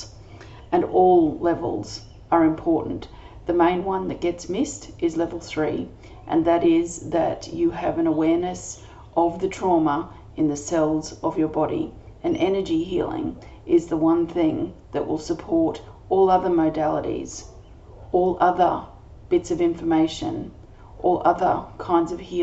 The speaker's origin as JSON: {"language": "English", "country": "Australia", "said": "I'm an Australian energy healer"}